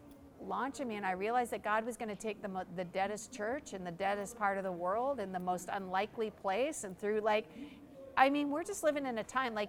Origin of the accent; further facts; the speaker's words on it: Canada; I'm Canadian.